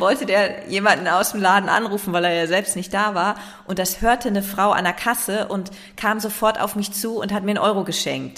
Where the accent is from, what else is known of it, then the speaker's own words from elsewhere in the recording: Leer, Lower Saxony, Germany; now in Hamburg, Germany; Tatsächlich lebe ich in Hamburg. Ich bin in Leer geboren